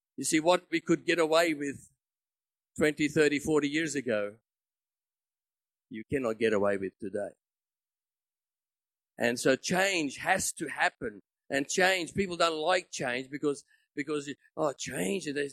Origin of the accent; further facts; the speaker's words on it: Australia; I wasn't there as an Aussie